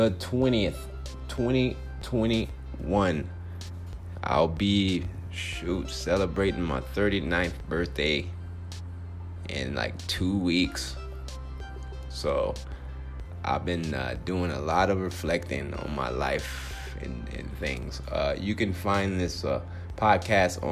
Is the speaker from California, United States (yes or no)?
yes; Compton, California, United States; now in Phoenix, United States; Compton, my hometown